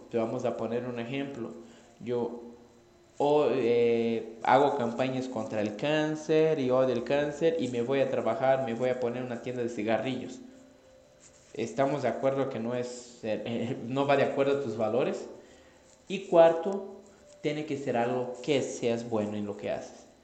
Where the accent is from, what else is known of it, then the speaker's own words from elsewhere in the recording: Brazil; Spanish is a second language; moved away; yo soy brasileño, no soy mexicano, entonces si hablo raro